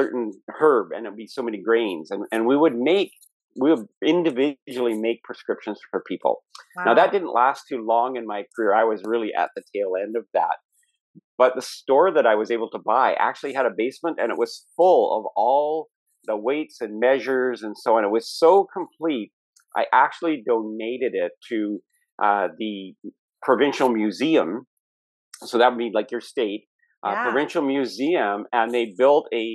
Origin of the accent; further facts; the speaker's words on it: Canada; being Canadian and being American